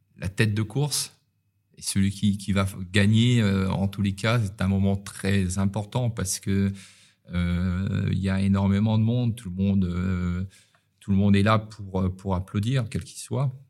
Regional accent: Paris, Île-de-France, France; now in Nice, France; quand on est parisien

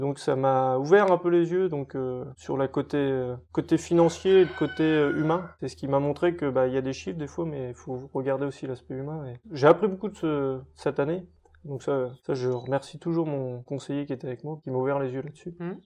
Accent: Touraine, Centre-Val de Loire, France; also born or lived in Angers; mon enfance en Touraine, bah, de toute façon, je suis né à Teneuil

